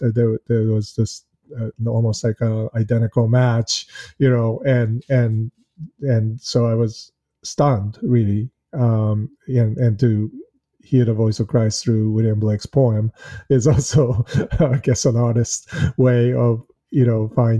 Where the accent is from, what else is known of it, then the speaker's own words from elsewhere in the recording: Kamakura, Kanagawa, Japan; also born or lived in Boston, United States; I was born in Boston, but spent considerable amount of time in Japan, in Kamakura, where a lot of Buddhist temples are, actually.